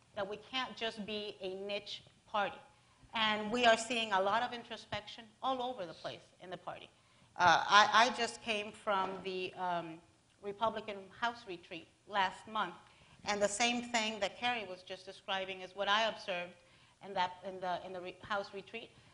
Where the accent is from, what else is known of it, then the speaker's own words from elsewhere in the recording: Miami, Florida, United States; I'm from Miami